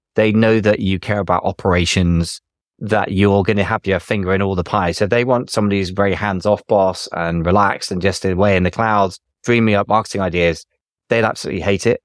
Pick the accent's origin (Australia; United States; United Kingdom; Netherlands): United Kingdom; I'm British